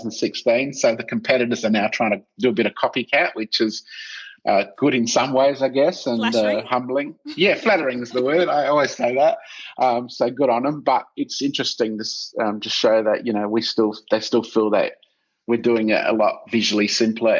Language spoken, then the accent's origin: English; South Australia, Australia; I'm from South Australia and built my reputation here first